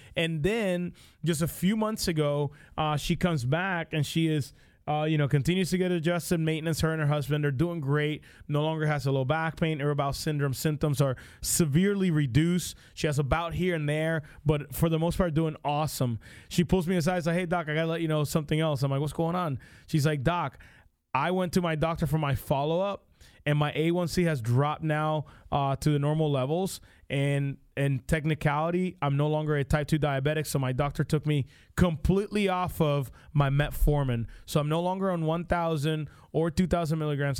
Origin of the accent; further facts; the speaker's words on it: Puerto Rico; now in United States; I grew up in Puerto Rico